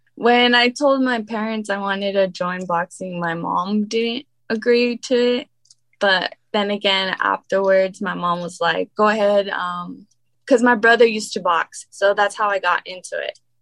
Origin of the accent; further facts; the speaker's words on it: Riverside, California, United States; I was born and raised in California